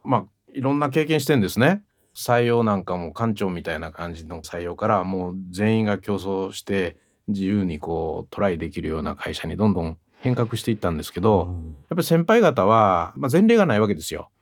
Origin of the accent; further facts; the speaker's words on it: Kyoto, Japan; accent: Kansai-ben; moved away as an adult; 私ずっと京都で育ったんですね。